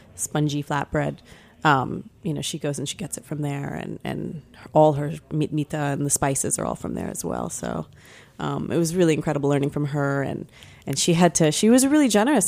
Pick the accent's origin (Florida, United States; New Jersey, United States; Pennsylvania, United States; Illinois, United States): Florida, United States; moved away; I grew up in Florida.